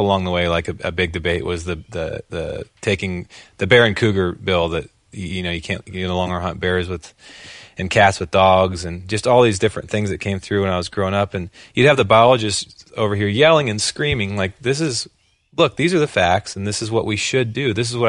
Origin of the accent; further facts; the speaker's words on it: Oregon, United States; I grew up in Oregon